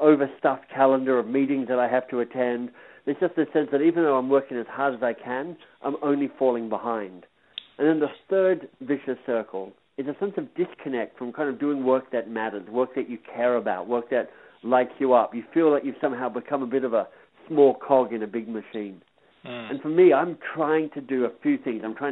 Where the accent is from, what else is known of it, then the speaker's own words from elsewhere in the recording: Australia; also born or lived in England / Boston, United States; now in Toronto, Canada; I'm Australian by birth. I lived and worked in England for a while. I lived in the States and Boston for a while.